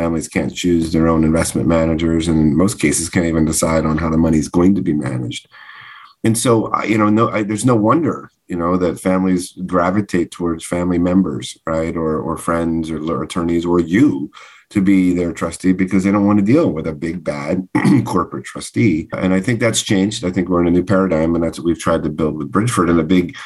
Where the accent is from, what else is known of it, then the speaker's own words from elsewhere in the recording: Northeast, United States; I'm a Northeast person.